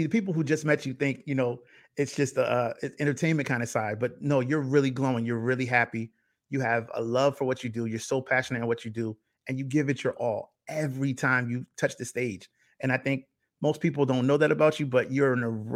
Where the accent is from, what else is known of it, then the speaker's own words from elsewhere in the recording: New Haven, Connecticut, United States; I was born in New Haven.